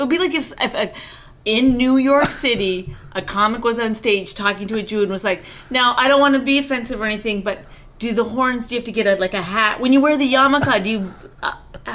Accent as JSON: {"language": "English", "country": "Canada", "tie": "born or raised there", "said": "I grew up in Canada. That's our national pastime."}